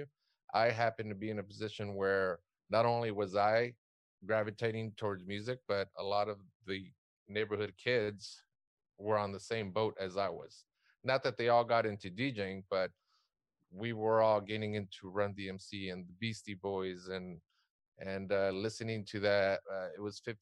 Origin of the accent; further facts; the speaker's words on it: South Gate, California, United States; I grew up in Southgate, which is what, about 10 miles what's west east